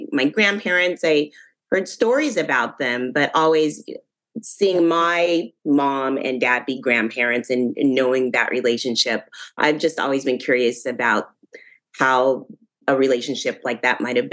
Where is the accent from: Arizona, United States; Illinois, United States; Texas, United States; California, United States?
California, United States; Northern; we'd take the long trip from Northern California all the way to New Orleans